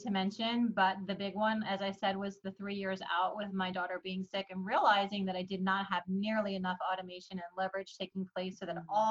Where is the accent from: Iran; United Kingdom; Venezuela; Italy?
Iran; born there; I you know, I was born in Iran and I got a chance to meet my family.